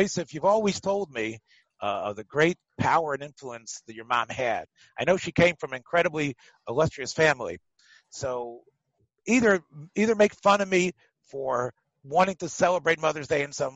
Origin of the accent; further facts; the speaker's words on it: United States; I'm an American boy